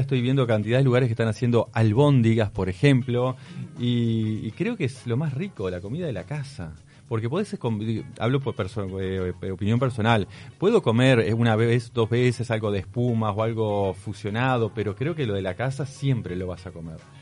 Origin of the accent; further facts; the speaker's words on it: Pan de Azúcar, Maldonado, Uruguay; Yo me crié cerca de Pan de Azúcar